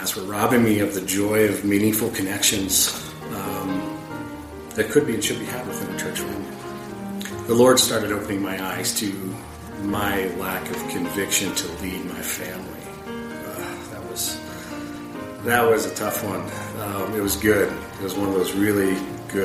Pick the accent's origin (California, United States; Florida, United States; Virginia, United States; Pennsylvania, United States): Pennsylvania, United States; now in Bozeman, United States; I grew up in Pennsylvania where I was raised Catholic.